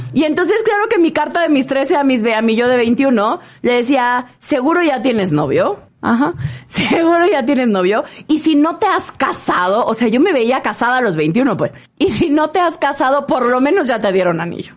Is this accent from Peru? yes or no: no; Villahermosa, Tabasco, Mexico; moved away as an adult; now in Mexico City, Mexico; yo crecí en Tabasco, en Villahermosa